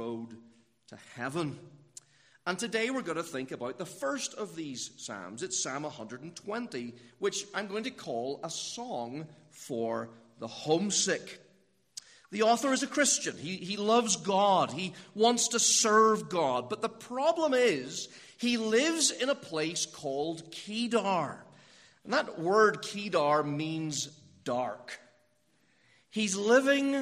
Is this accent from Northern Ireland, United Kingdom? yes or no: yes; Northern Ireland, United Kingdom; now in Pittsburgh, United States; you might have guessed from the way I speak that I'm not from America. I'm from Northern Ireland, and that means I'm a British citizen